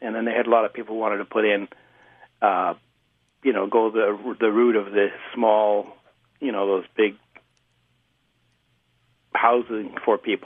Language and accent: English; Vancouver, British Columbia, Canada; I grew up in Vancouver's east side, between Main and Gore.